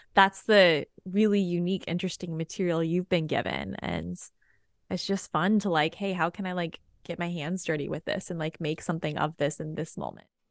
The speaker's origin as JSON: {"language": "English", "town": "Austin", "region": "Texas", "country": "United States", "also_born_or_lived": "Hawaii", "said": "I'm from Austin, so I was halfway through my degree in Austin"}